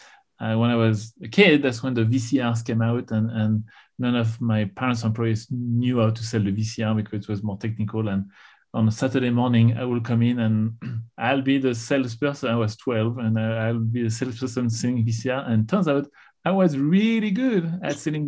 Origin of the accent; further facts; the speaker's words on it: Tours, Centre-Val de Loire, France; accent: no accent; English is a second language; moved away; So I grew up in France, in Tours. It's the center of France. So it's a part of France where there is no accent.